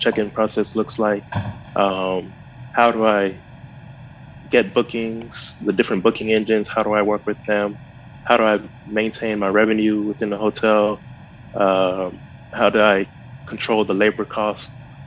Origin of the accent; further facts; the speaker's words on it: Houston, Texas, United States; moved away as an adult; I was raised in Houston, Texas, and I've traveled around for school and work, and now I'm back actually in Houston, Texas.